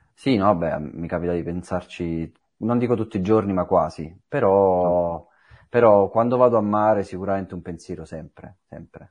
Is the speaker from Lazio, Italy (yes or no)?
no; Naples, Campania, Italy; Napoli, sono di Santa Lucia, proprio sul mare